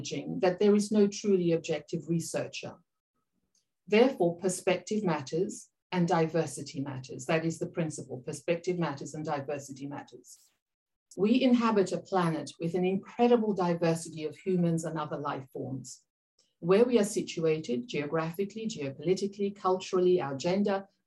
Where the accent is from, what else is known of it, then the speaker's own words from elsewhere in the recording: Papua New Guinea; I am Papua New Guinea and I'm from the Pacific region